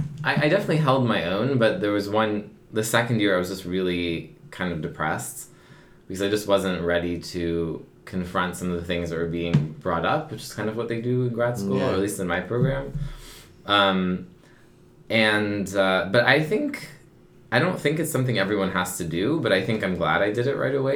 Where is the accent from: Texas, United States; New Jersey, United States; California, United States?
California, United States; Palo Alto; I'm born in Palo Alto.